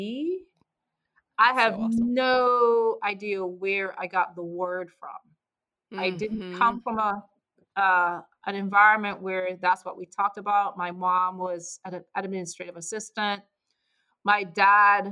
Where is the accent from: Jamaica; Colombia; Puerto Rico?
Jamaica; moved away; me as a kid growing up in Jamaica